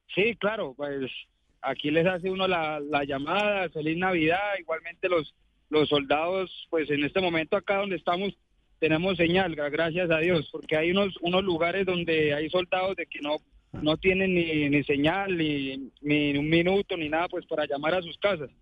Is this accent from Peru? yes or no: no; Cimitarra, Santander, Colombia; Yo soy de Cimitarra, Santander.